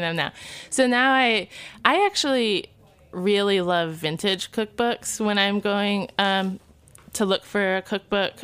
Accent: Niles, Michigan, United States; moved away; also born or lived in Kalamazoo, Michigan; I'm from Niles. Uh, went to school in Kalamazoo

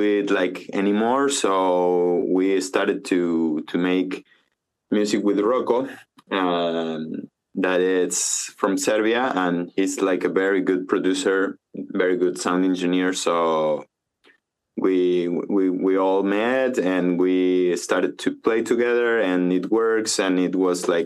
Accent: Córdoba, Argentina; also born or lived in Mendoza, Argentina; now in Tulum, Mexico; my family is from Mendoza, but I lived in Cordoba from, like, since I was like four. So I'm more Cordobes than Mendocino

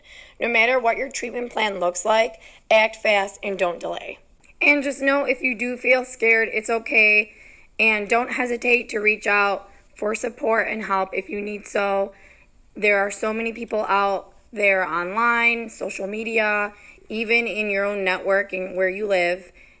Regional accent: Chicago, Illinois, United States; I'm from Chicago, Illinois.

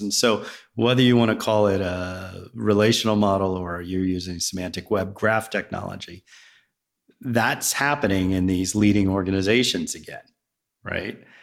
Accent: Virginia, United States; also born or lived in Riverside, New Jersey / New Jersey; now in Roswell, United States; I grew up in Virginia

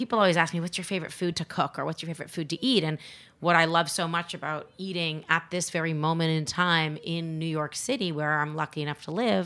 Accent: Canada; I'm not actually American. I'm Canadian

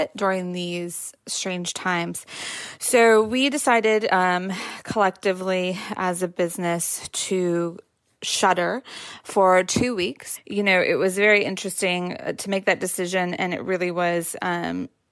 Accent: California, United States; moved away; my home state, California

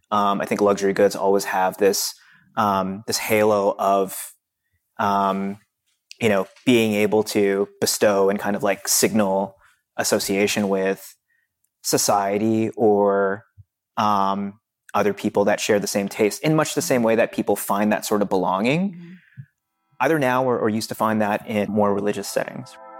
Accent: Philippines; I'm Filipino

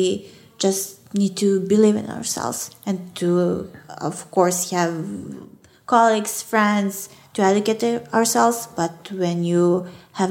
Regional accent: Belgrade, Serbia; English is a second language; I'm from Belgrade

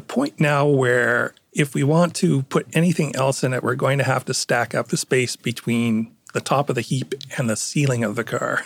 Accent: Toronto, Ontario, Canada; accent: Canadian; moved away as an adult; also born or lived in Connecticut; now in Stamford, United States; I was born in Northern Ontario, but yes, I lived in Toronto most of my life.

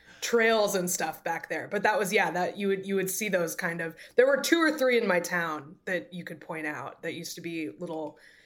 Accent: New Hampshire, United States; moved away as an adult; also born or lived in Iowa; I grew up in New Hampshire. It's very wooded. It's very like, there's lots of little forests and stuff.

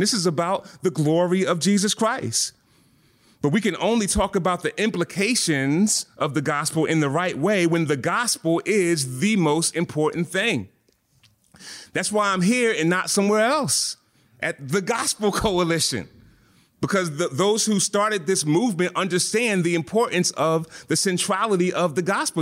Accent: Philadelphia, Pennsylvania, United States; I'm from Philly

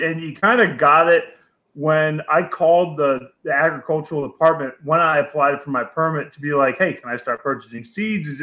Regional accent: Connecticut, United States; moved away; I'm from New England originally. So I grew up with the plant. You know, yeah. I mean, it was decriminalized in my home state of Connecticut

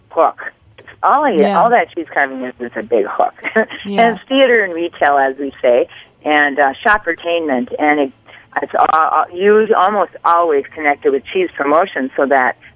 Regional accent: Wisconsin, United States; I'm from Wisconsin. I'm a cheesehead.

